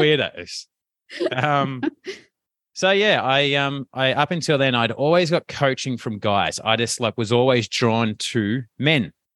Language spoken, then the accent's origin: English; Melbourne, Victoria, Australia; accent: Australian; rough Westie; I'm from Melbourne and it's, it's usually like in a, in a West area, a little bit more rougher.